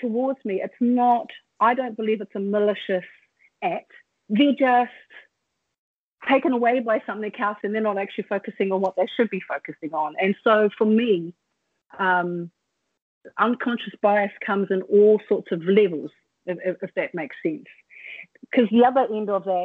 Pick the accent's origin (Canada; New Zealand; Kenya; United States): New Zealand; when I was born and I grew up here in Aotearoa